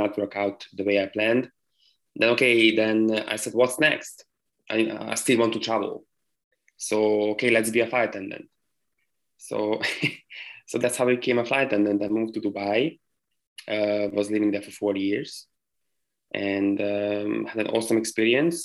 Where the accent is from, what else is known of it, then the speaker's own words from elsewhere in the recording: Hungary; moved away as an adult; also born or lived in London / United States; I left my home country. Which is Hungary.